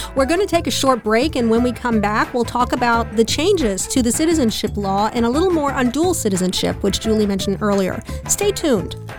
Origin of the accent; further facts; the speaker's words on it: United States; now in Berlin, Germany; I, as an American, can keep my original citizenship in addition to taking on the German one